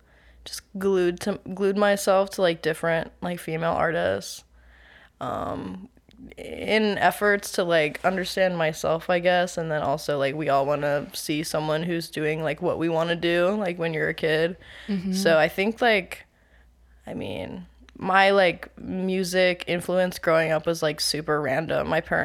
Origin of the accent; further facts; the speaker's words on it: Maryland, United States; also born or lived in Tennessee / Connecticut; But I was born in Tennessee while my dad was in the army, and then we moved around a little. We lived in Connecticut for like the first few years of my existence, and then I've been in Maryland pretty much the whole time since then.